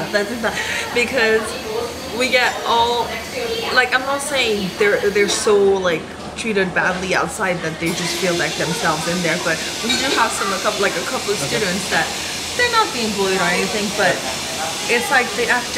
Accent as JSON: {"language": "English", "country": "Madagascar", "moved": "yes", "lives_now": "Thailand", "said": "I come from Madagascar"}